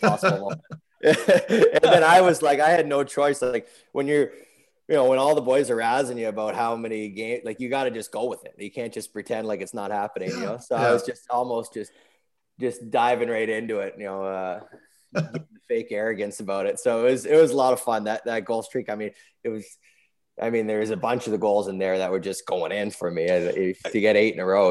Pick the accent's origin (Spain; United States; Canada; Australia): Canada; Toronto, Ontario; we grew up in Toronto